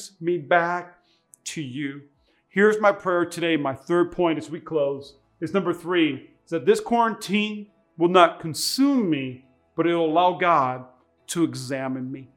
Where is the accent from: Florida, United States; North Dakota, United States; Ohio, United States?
North Dakota, United States; now in Nevada, United States; I'm from North Dakota